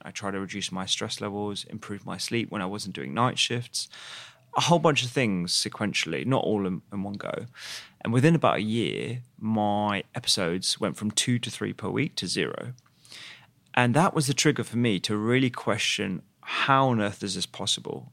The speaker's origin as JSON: {"language": "English", "region": "London", "country": "United Kingdom", "tie": "born or raised there", "said": "I grew up in East London, um, with my parents, uh, who are both of Indian origin"}